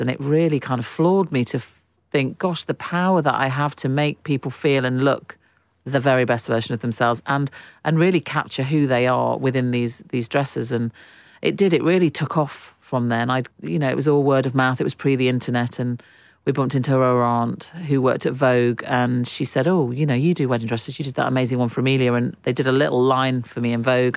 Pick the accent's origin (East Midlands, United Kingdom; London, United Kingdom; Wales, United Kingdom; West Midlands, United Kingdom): East Midlands, United Kingdom; Derbyshire; I grew up in Derbyshire, which was a real hub for manufacturing